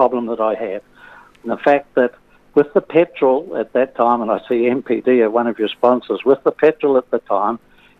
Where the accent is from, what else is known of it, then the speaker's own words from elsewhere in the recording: Greymouth, West Coast, New Zealand; moved away as an adult; also born or lived in Balclutha / Nelson; now in Whangamata, New Zealand; I was born in Greymouth, went to the primary school in Greymouth and Grey Technical High